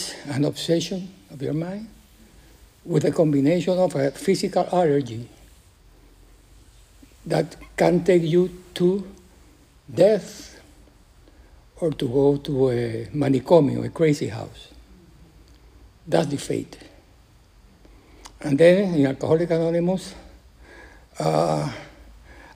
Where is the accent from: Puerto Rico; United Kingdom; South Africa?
Puerto Rico; English is a second language; moved away; I am from Puerto Rico